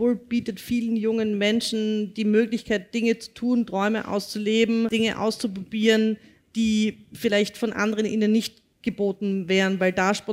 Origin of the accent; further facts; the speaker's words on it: Vienna, Austria; groß Goschert, sagt man bei uns in Wien